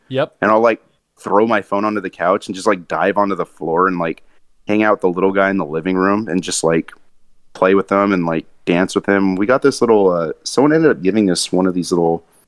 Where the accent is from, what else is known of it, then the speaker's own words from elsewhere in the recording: Monterey, California, United States; moved away as an adult; also born or lived in Santa Cruz, California / Edmonton, Alberta; now in Portland, United States; i grew up in Monterey and Santa Cruz